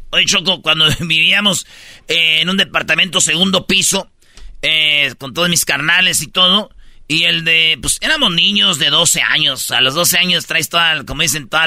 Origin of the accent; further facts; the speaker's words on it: Michoacán, Mexico; Soy michoacano hasta el tope. No, no, eso No, ya traemos la sangre.